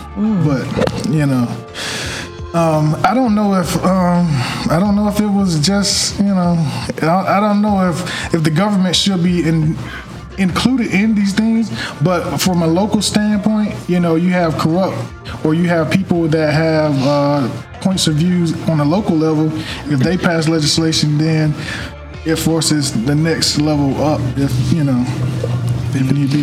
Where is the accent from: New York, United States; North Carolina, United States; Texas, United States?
North Carolina, United States; I'm born and raised in North Carolina